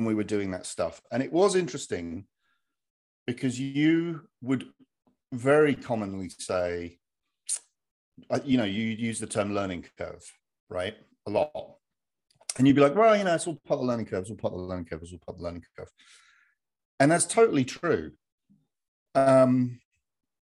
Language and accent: English; Hertfordshire, East of England, United Kingdom; moved away as an adult; now in United States; I'm from Hertfordshire in the UK, and married an American gal